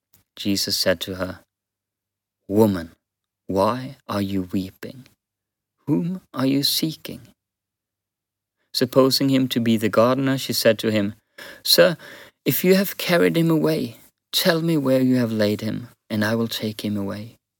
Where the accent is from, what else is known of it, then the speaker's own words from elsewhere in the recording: Western Norway, Norway; Even though I am from Western Norway and now live in the Southeast, I can relate.